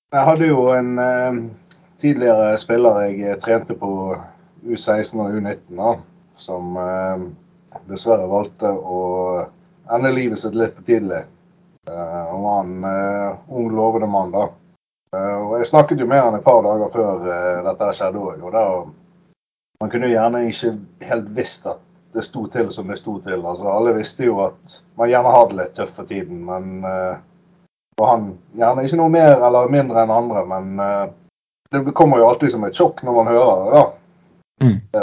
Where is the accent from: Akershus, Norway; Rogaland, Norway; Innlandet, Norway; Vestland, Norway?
Vestland, Norway; Bergen; Jeg er jo bergenser